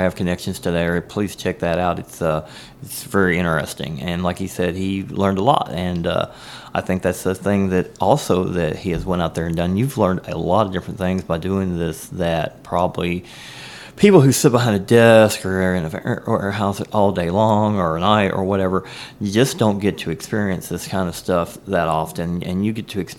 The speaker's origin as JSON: {"language": "English", "region": "Kentucky", "country": "United States", "said": "I'm from Kentucky myself"}